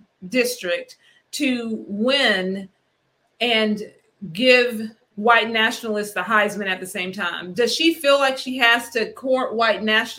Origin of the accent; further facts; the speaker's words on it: Georgia, United States; moved away as an adult; We've lived outside of Georgia for over 20 years. But we always say, we're from Georgia.